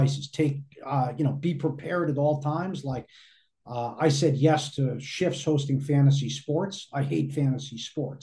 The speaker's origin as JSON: {"language": "English", "region": "Northeast", "country": "United States", "tie": "born or raised there", "said": "I grew up in the Northeast, listening to Mike and the Mad Dog."}